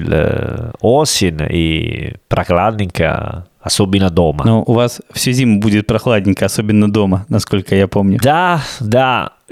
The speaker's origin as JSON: {"language": "Russian", "town": "Salerno", "region": "Campania", "country": "Italy", "tie": "born or raised there", "also_born_or_lived": "Rome", "second_language": "Russian"}